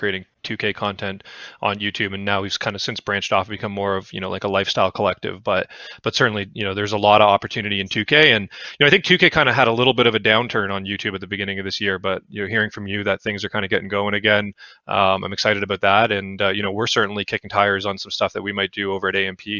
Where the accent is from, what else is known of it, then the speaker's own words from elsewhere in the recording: Canada; So I'm Canadian, so that's a big deal, being able to work for a Canadian team.